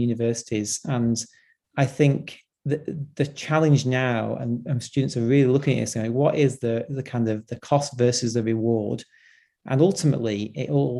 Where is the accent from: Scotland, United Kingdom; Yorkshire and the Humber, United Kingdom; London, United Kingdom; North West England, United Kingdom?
North West England, United Kingdom; Blackpool; I grew up in Blackpool, which is, you know, quite a deprived area in the UK.